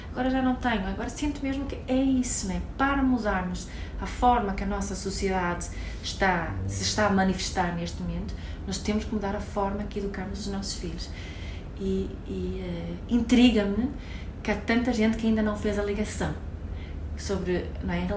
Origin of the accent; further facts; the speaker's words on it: Sweden; Portuguese is a second language; Eu, como sou sueca, eh, para mim, frio.